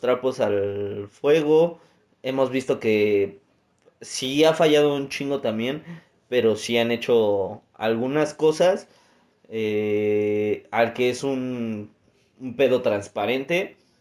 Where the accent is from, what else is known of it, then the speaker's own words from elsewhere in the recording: Mexico; a nosotros como mexicanos